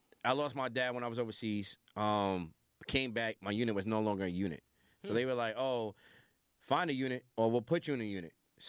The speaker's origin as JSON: {"language": "English", "town": "Las Vegas", "region": "Nevada", "country": "United States", "tie": "born there", "said": "So, like, I was born in Vegas because my dad was Air Force"}